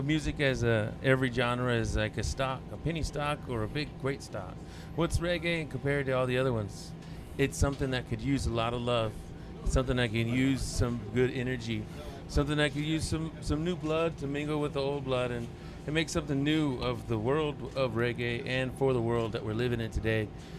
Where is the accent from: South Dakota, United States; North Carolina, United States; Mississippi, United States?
Mississippi, United States; Oh, Mississippi.